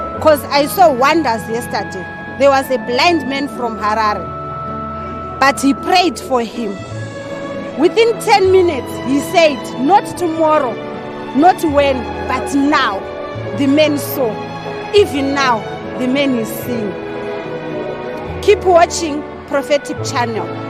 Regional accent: Windhoek, Khomas, Namibia; I come from Namibia, Windhoek

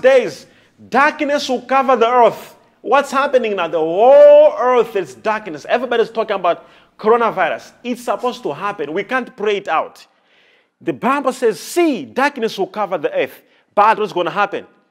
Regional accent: Malawi; I'm a Malawian and I come from Malawi

